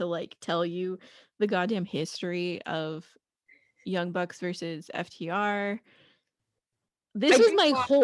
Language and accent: English; Orange County, Southern California, United States; We're from Orange County.